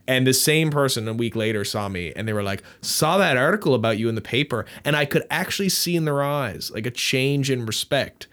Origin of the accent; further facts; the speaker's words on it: Newfoundland and Labrador, Canada; I'm from Newfoundland